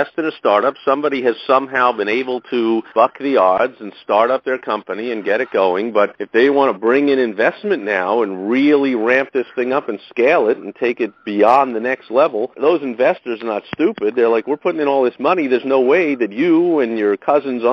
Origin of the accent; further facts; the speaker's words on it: Northeast, United States; I grew up in the Northeast